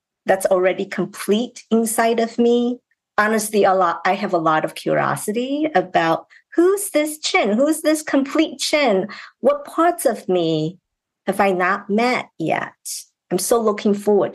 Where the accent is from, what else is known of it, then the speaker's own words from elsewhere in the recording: China; moved away as an adult; now in United States; I grew up in China